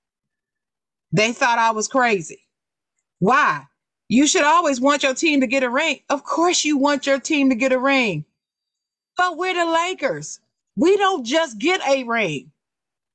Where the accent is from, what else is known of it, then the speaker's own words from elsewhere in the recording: Dayton, Ohio, United States; I'm born in Dayton